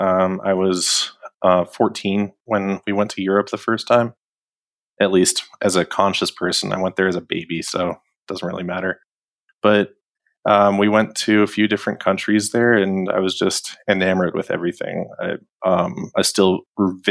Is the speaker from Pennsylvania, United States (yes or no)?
no; Denver, Colorado, United States; moved away as an adult; also born or lived in Sarajevo, Bosnia and Herzegovina / Prague, Czech Republic; now in Ankara, Turkey; I am from Denver, Colorado, and I lived there for like basically 29 out of my 31 years